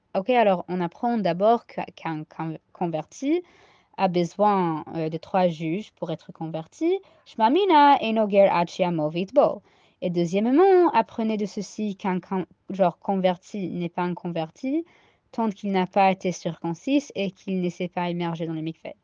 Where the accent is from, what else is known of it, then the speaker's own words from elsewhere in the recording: United States; accent: American Ashkenazi; French is a second language; mon accent ashkenaz américain